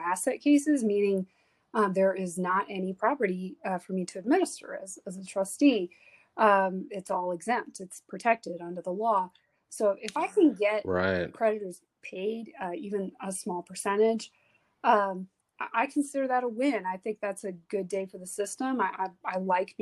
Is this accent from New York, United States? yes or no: no; South Texas, United States; also born or lived in Houston, Texas; I was raised in South Texas from the time I was seven.